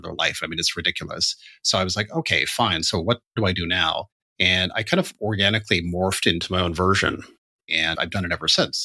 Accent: Canada; now in London, United Kingdom; being a Canadian

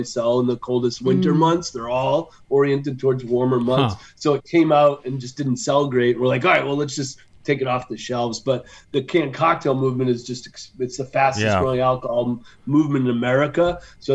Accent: Western Massachusetts, United States; I grew up in Western Massachusetts.

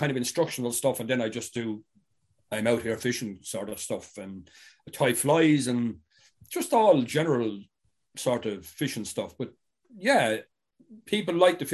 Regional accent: Ireland; first language English; also born or lived in England; it's fundamental to me as an Irish person to be able to speak my own language

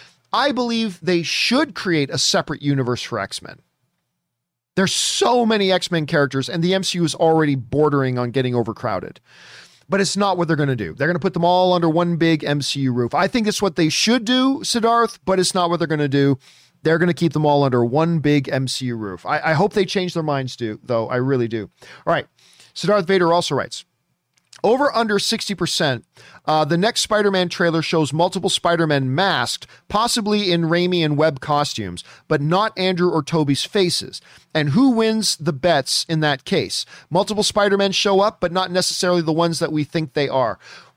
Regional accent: Canada; I am not a Mighty Ducks guy, which you think I would be being Canadian and everything about my DNA is hockey.

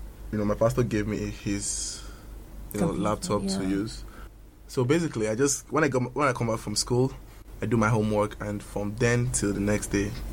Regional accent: Ogun State, Nigeria; born there; also born or lived in Lagos; I was born in Ogun State, you know, by a very fantastic dad and a very wonderful mom.

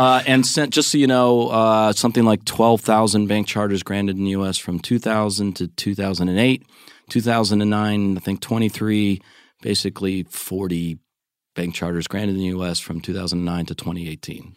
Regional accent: United States; the American in the room

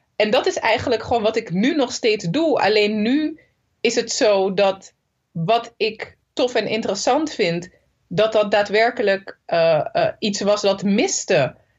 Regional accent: Zoetermeer, South Holland, Netherlands; also born or lived in Nijmegen; ik ben gewoon geboren en getogen in Soetermeer

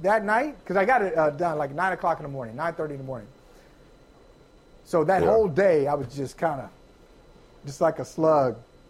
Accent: Akron, Ohio, United States; Antoine Winfield is from Akron, Ohio, my hometown.

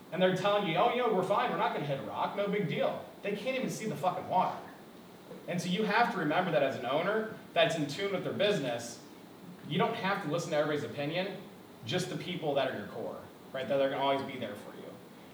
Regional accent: South County, Missouri, United States; I grew up in South County, dirt poor, right? I went to Melville High School

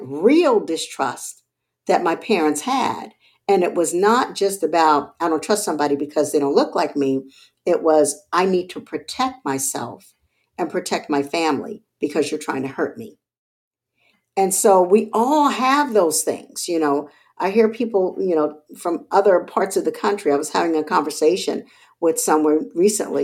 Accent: Charleston, South Carolina, United States; born or raised there; also born or lived in Texas

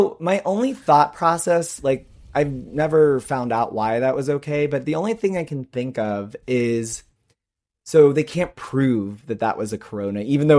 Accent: Peru; English is a second language; And saying that because I'm from Peru, I don't understand things?

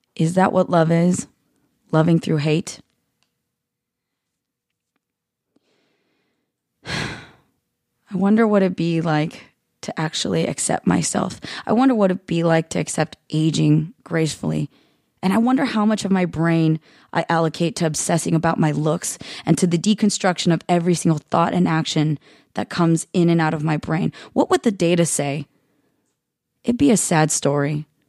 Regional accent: United States; America, you're not even that much better. The land that I love, the soil my yellow roots are planted in, the place that can't decide whether my parents belong in it or not

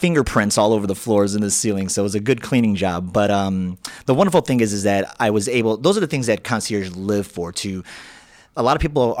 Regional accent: Chicago, Illinois, United States; I grew up in the Bush neighborhood, which if you go down Lakeshore Drive past the South Shore Country Club, which is the south part of Chicago, you're going to get to Bush

